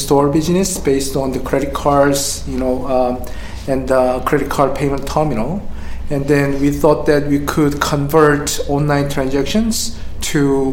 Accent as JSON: {"language": "English", "town": "Seattle", "region": "Washington", "country": "United States", "said": "I'm from Seattle too"}